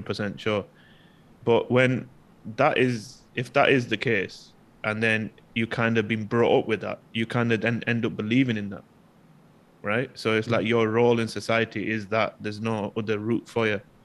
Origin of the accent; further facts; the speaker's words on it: United Kingdom; now in Malaysia; in the UK, regardless of race, especially me being from a different background, I still identify myself as British